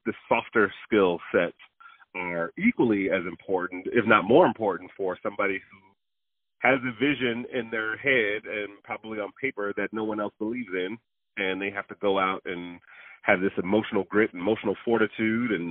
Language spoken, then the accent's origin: English; Detroit, Michigan, United States; I'm from Detroit, Michigan